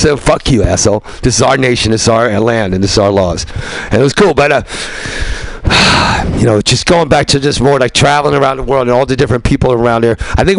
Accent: New York, United States; there's this whole other world I knew that was much more tribal than the city I knew growing up in New York and the Bronx.

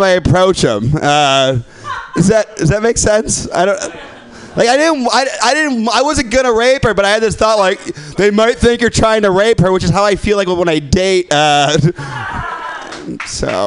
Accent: Midwest, United States; I'm from the Midwest

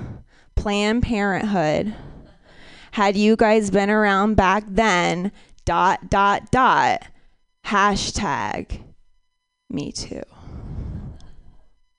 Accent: Ohio, United States; I'm from Ohio, so, and my parents were not into like culturally educating me

